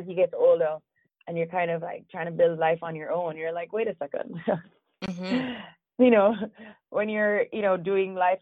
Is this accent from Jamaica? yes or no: yes; Jamaica; also born or lived in Toronto, Canada; I'm actually definitely born in Jamaica, born and raised in Jamaica